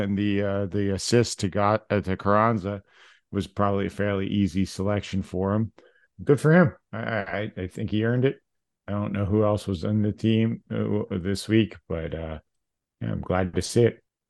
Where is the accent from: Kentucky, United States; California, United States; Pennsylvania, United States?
Pennsylvania, United States; Philadelphia; we're from Philly, effing Philly. No one likes us.